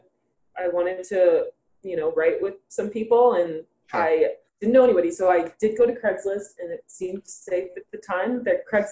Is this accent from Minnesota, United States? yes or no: no; Broward County, Florida, United States; moved away as an adult; now in Los Angeles, United States; I had just moved out to Los Angeles because I'm actually from Florida too.